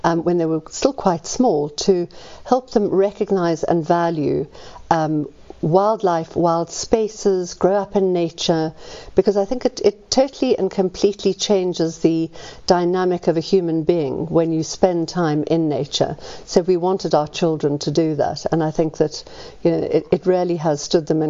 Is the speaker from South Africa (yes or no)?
yes; Johannesburg, Gauteng, South Africa; I'm a South African. I was born in Joburg.